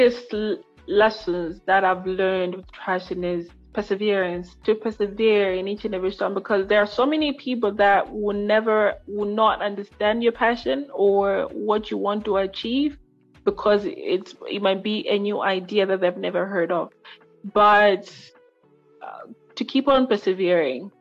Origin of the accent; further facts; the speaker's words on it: Lilongwe, Central Region, Malawi; I am from Lilongwe, Malawi